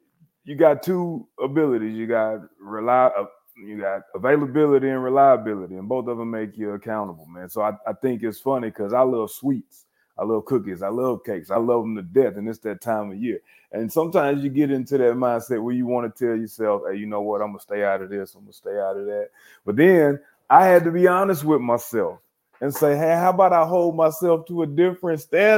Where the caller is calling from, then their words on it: Irving, Texas, United States; Man, I am in Irving, Texas, man. I'm actually in Las Colinas, a little small suburb out here in Irving, Texas.